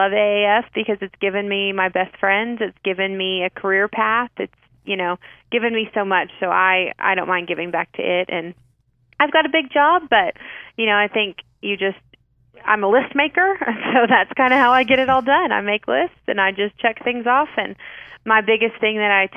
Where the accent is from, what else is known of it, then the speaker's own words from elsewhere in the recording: Amarillo, Texas, United States; That's in my hometown of Amarillo. I grew up here.